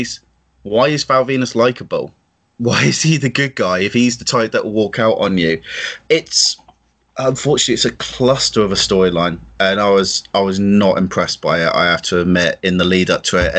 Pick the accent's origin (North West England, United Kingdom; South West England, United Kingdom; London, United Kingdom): South West England, United Kingdom; Plymouth; accent: country bumpkin; I'm from Janetown of Plymouth, so to be fair, I sound like a country bumpkin regardless of what I say.